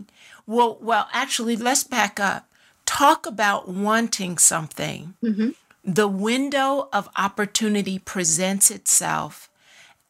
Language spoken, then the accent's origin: English; D.C. area, Maryland, United States; also born or lived in Washington, D.C.; I grew up in the Maryland, D.C. area in my elementary and middle school, high school years